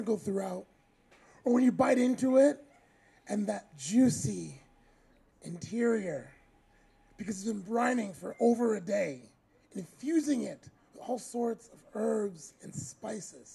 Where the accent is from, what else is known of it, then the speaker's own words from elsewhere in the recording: United States; moved away; as an American